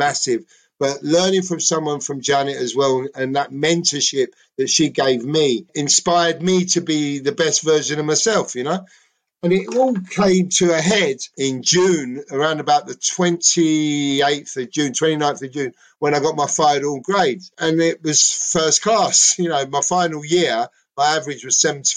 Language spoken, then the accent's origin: English; London, United Kingdom; accent: Cockney; I'm a Cockney, right? I'm Greek